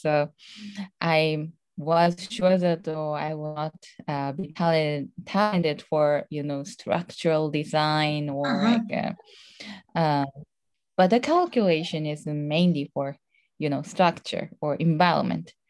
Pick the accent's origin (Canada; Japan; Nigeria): Japan; Tohoku; English is a second language; moved away; I'm originally from Tohoku area in Japan